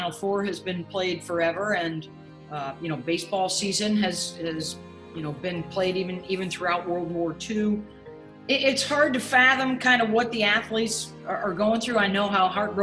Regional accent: North Syracuse, New York, United States; I am from the area. I grew up in North Syracuse

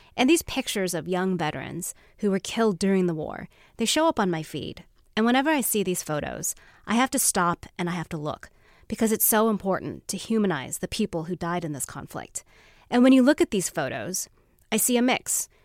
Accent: Olympia, Washington, United States; I'm Vietnamese American, born and raised in Olympia, Washington

